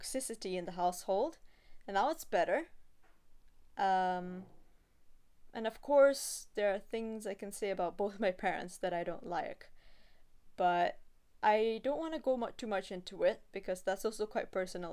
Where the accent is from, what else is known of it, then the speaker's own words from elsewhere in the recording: Singapore; I'm born and raised in Singapore, so I only go back to Russia once a year